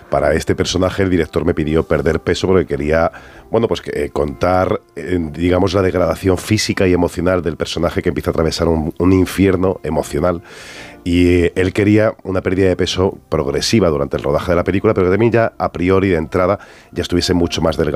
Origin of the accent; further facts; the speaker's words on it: Andalusia, Spain; accent: Andalusian; Yo tengo acento, aunque realmente mi carrera, como soy andaluz y me crié en Andalucía, mi carrera la he desarrollado en Madrid